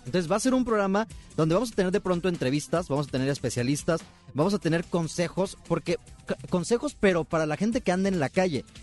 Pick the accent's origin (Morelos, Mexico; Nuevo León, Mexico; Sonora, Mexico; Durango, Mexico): Sonora, Mexico; Nogales; moved away as an adult; also born or lived in Hermosillo, Sonora; now in Monterrey, Mexico; Yo soy de Sonora.